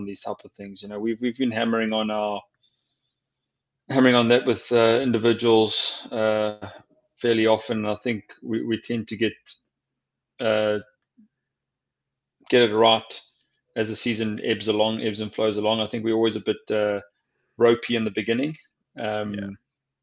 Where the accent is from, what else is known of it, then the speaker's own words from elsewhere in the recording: Durban, KwaZulu-Natal, South Africa; moved away as an adult; now in New England, United States; when I was in the Sharks and a schoolboy growing up in Durban